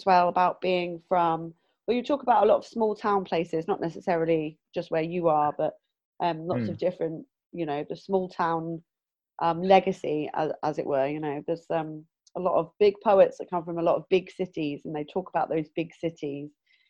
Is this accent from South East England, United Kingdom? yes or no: yes; Southampton, South East England, United Kingdom; now in Bristol, United Kingdom; I'm originally from Southampton, and that's like a forest around there, and like little kooky places in the forest.